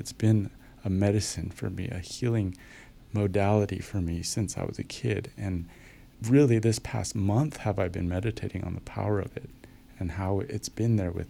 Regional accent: Long Beach, California, United States; now in Bulgaria; And same thing, I came from Southern California, from L.A., Long Beach area. I'm familiar with all that area. I don't want to go back there. Bulgaria? Never even thought more than once about it.

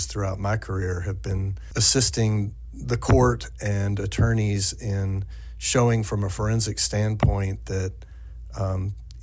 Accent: East Tennessee, United States; moved away; also born or lived in Central Kentucky; my original home of East Tennessee

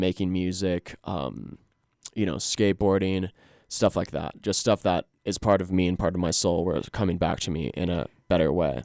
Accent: Glenwood Springs, Colorado, United States; now in Fort Collins, United States; I'm from Glenwood Springs. I'm from the Roan Fork Valley. Lived here all through the first eighteen years of my life

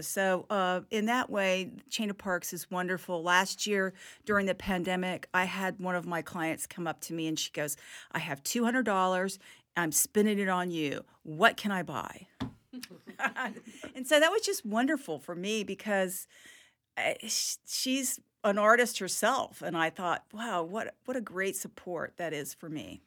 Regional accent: Hawaii, United States; now in Tallahassee, United States; my life growing up in Hawaii

